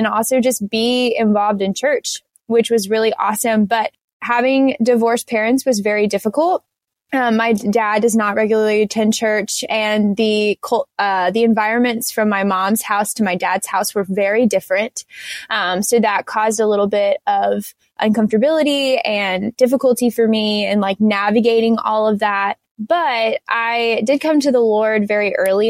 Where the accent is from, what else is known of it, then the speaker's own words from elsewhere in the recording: outside Fayetteville, Southern North Carolina, United States; I grew up in Southern North Carolina. It's right outside of Fayetteville